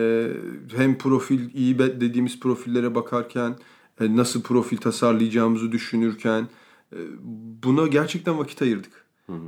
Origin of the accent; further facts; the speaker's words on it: Ankara, Turkey; moved away; Ben Ankara'da büyüdüm